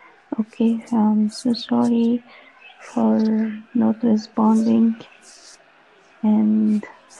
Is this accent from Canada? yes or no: no; Egypt; from Egypt